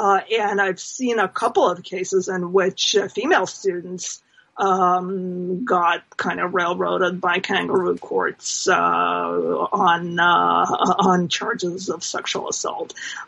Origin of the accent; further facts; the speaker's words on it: New Jersey, United States; I mean, in my home state in New Jersey